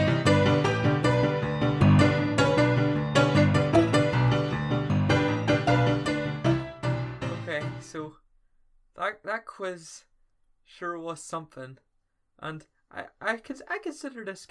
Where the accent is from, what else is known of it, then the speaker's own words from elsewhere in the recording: Ireland; accent: Irish; We're Irish